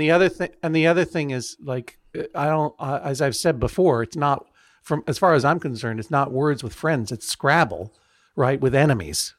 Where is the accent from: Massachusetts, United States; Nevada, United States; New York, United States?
Massachusetts, United States; Brookline; also born or lived in Franklin County, Massachusetts; I'm from Brookline, Massachusetts.